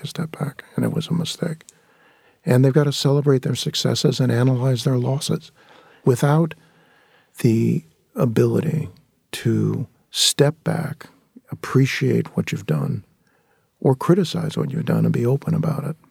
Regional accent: San Fernando Valley, California, United States; growing up in the San Fernando Valley

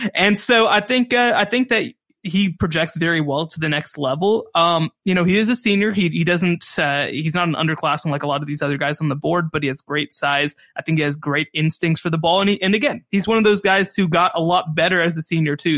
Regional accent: Texas, United States; being a Texan guy

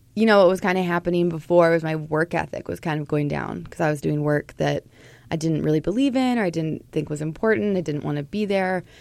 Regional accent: Portland, Oregon, United States; moved away as an adult; now in Minnesota, United States; I grew up in Portland, Oregon, and I moved to Minnesota about 12 years ago to go to college

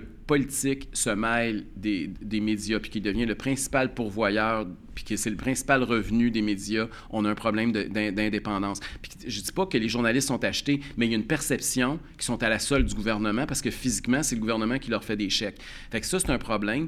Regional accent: Quebec, Canada; en tant que Québécois, en tant que Canadiens

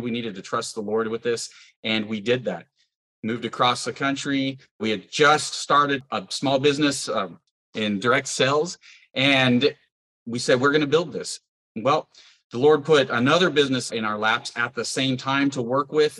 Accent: Porterville, California, United States; moved away as an adult; now in Indiana, United States; I grew up in Porterville, California, into a farming family

